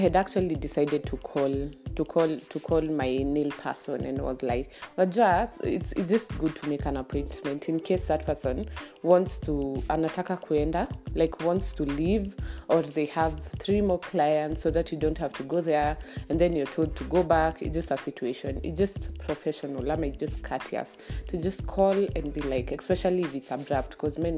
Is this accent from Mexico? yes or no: no; Kenya; I'm Kenyan